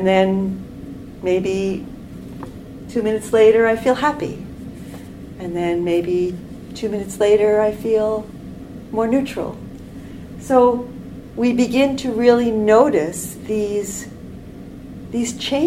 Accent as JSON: {"language": "English", "region": "New York", "country": "United States", "tie": "born or raised there", "moved": "as an adult", "lives_now": "Canada", "said": "I grew up in New York"}